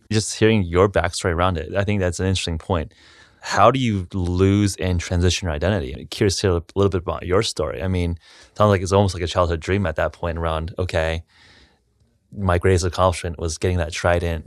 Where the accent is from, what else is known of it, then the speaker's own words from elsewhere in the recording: Los Angeles, California, United States; I grew up in a suburb in Los Angeles